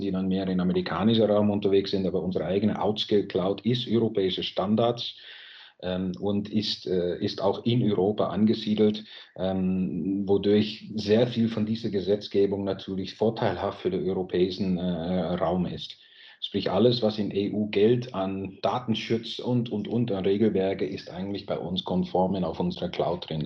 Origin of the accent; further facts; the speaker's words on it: Netherlands; German is a second language; moved away as an adult; now in Germany; Ich lebe selber als Holländer auch jetzt schon 23 Jahre ungefähr in Deutschland